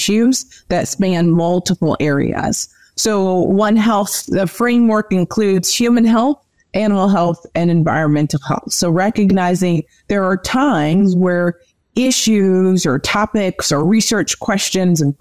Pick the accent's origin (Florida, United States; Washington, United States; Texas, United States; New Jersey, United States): New Jersey, United States; also born or lived in Minnesota; I am originally from New Jersey, born and raised, and I now reside in South Jersey